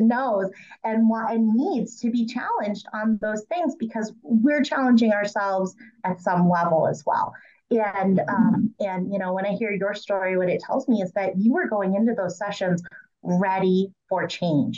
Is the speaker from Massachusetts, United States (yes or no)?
yes; Massachusetts, United States; I'm from Massachusetts